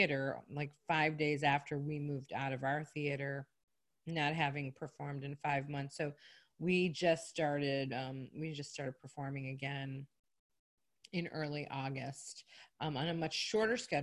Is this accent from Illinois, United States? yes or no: yes; Chicago, Illinois, United States; moved away as an adult; now in Myrtle Beach, United States; I'm from Chicago originally